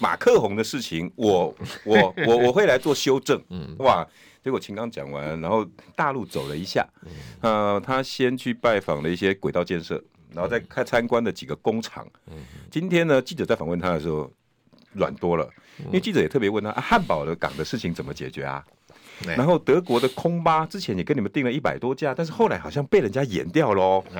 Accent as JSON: {"language": "Chinese", "country": "Taiwan", "said": "哎呀，我们台湾人最爱去观光的地方，很爱。"}